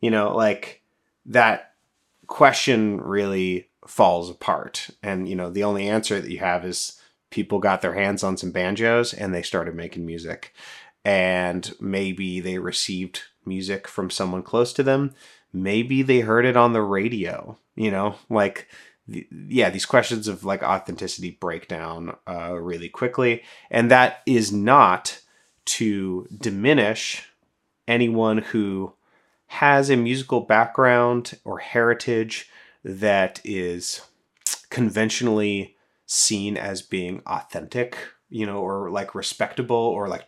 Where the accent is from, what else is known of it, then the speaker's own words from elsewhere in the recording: Portland, Oregon, United States; growing up in the Portland area, in Portland and in the Portland area